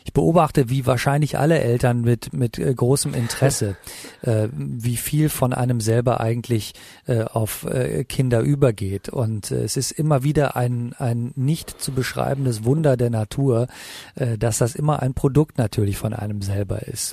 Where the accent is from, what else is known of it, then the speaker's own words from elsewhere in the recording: North Rhine-Westphalia, Germany; also born or lived in Italy / Los Angeles; now in Berlin, Germany; am Niederrhein, äh, wo ich geboren bin, äh, aufgewachsen bin und dass ich äh, auf einem katholischen Gymnasium für Jungen war